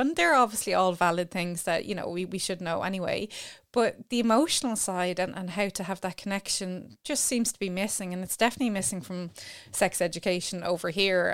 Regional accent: Ireland; as Irish people

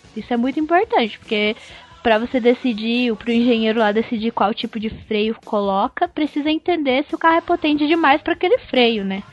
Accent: Minas Gerais, Brazil; eu sou de Minas

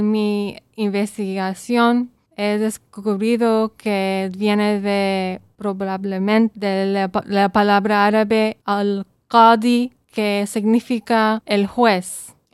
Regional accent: Saudi Arabia; born there; also born or lived in Belize / Bethlehem, Palestine; Yo nací en Arabia Saudita y em, mi mamá es de Belice, pero mis orígenes son de Palestina. Yo también vivía ahí en Belén y entonces eh, vivía, vivía en Arabia Saudita, Belice y Belén.

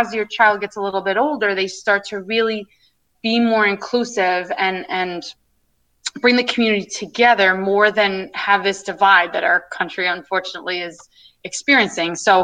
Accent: Long Island, New York, United States; I'm coming from Long Island, you know, where I'm, like I said, my family's white and I'm from primarily a white community

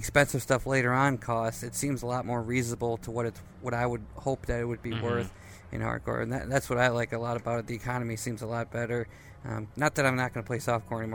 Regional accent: Wisconsin, United States; I'm from Wisconsin

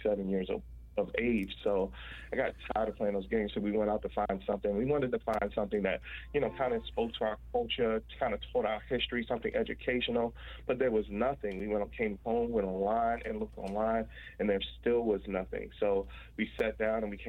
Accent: Washington, District of Columbia, United States; I was born and raised in Washington, D.C.

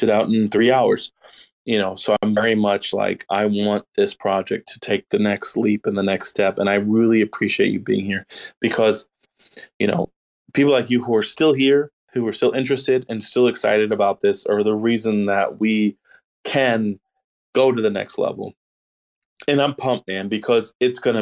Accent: Austin, Texas, United States; Austin, that's my hometown

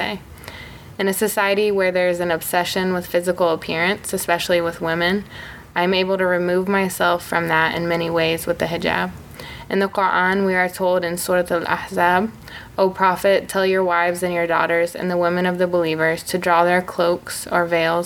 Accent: Marion, Indiana, United States; also born or lived in Bloomington, Indiana; born and raised in Marion, Indiana, and then I came to Bloomington for undergrad

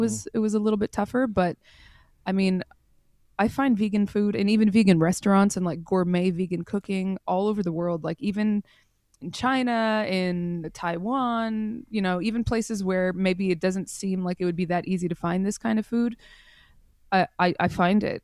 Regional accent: Montreal, Quebec, Canada; moved away as an adult; now in Europe; I was born in Montreal, in Canada.

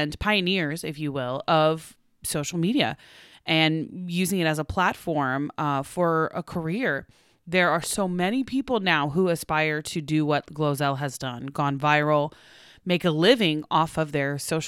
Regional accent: Oklahoma, United States; now in Los Angeles, United States; where I'm from Oklahoma, we take the turkey neck and you make it into giblets and gravy

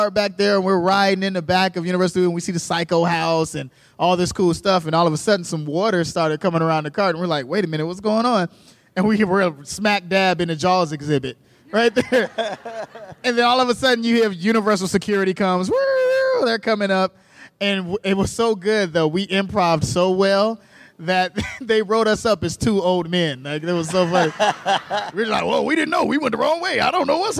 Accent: Chicago, Illinois, United States; I'm from Chicago

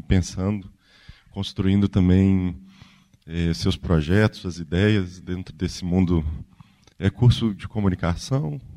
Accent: Ouro Preto, Minas Gerais, Brazil; eu sou de Ouro Preto

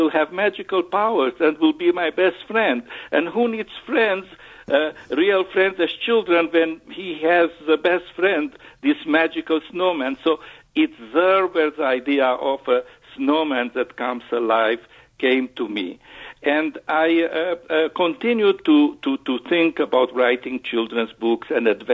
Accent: Transylvania, Romania; moved away; I was born in Transylvania, which is in Romania, bordering with Hungary in the Carpathian Mountains.

